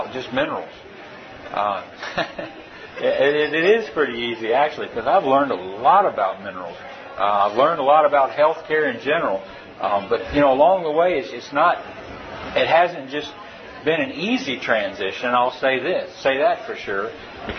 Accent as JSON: {"language": "English", "region": "Tennessee", "country": "United States", "said": "I am a veterinarian from Tennessee."}